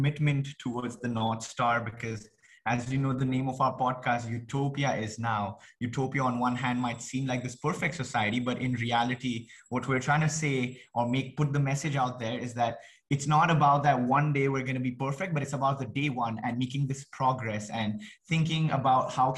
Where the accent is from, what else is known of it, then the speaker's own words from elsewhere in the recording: India; I come from India